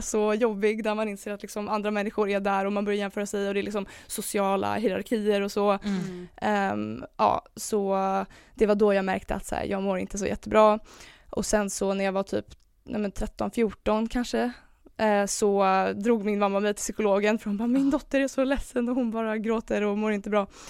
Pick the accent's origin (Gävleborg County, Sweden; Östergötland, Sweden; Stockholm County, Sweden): Stockholm County, Sweden; Stockholm; jag är 24 år från Stockholm